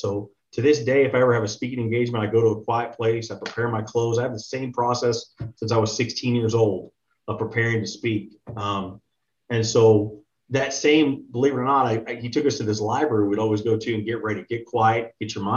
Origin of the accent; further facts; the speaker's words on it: Texas, United States; I'm from Texas originally. I grew up pretty normal household